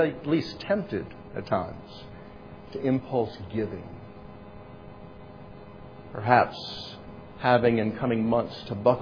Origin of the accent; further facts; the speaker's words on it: United States; we are still in a unique role, a unique position of opportunity as American Christians